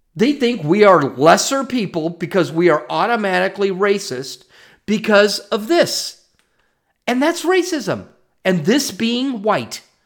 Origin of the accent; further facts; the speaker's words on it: United States; I'm not white. I'm an American.